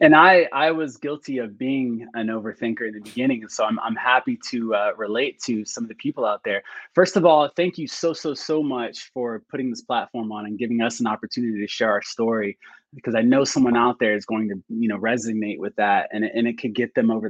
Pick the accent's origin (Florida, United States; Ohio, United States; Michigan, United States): Florida, United States; So at the time, so I'm from Florida. I'm a Florida boy, a military brat.